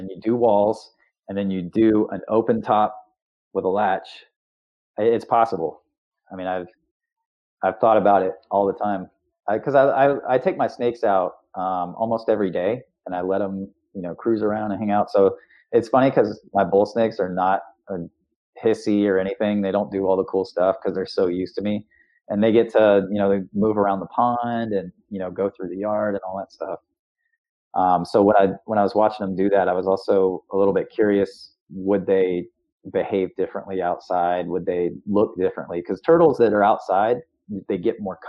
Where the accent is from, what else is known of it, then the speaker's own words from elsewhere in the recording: Florida, United States; as a kid, I grew up in Florida